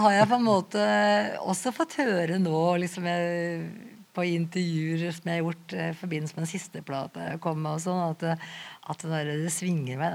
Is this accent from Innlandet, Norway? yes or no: yes; Skreia, Innlandet, Norway; also born or lived in Lena / Oslo; now in Asker, Norway; jeg vokste opp rett opp i Gutoa, som vi sier